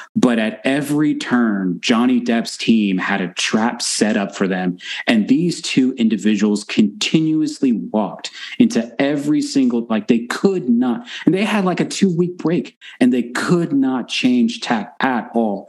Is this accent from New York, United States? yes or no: no; Texas, United States; I'm from Texas, right? But so I'm from the South